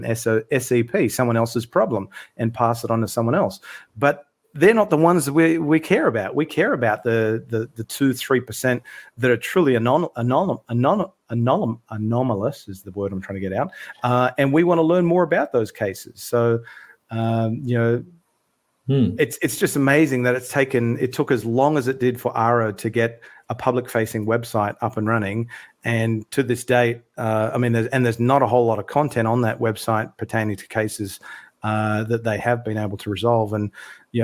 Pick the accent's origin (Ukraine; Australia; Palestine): Australia; Sydney, New South Wales; now in Melbourne, Australia; I'm originally from Sydney, live in Melbourne now in Australia